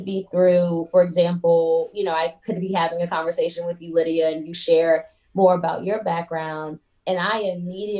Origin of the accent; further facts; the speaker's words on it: Atlanta, Georgia, United States; also born or lived in Baltimore, Maryland; I was born in Baltimore, Maryland. Both of my parents were born in Baltimore, Maryland, and I moved to Atlanta when I was very young. And so I claim Atlanta.